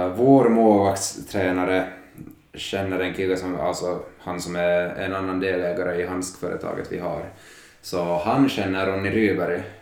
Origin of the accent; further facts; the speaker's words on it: Finland; moved away as an adult; now in Sweden; vi har de flesta hemma i Finland